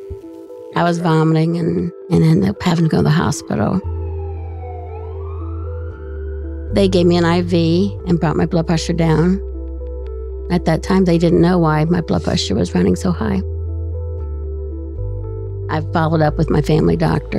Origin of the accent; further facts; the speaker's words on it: Columbus, Ohio, United States; I'm from Columbus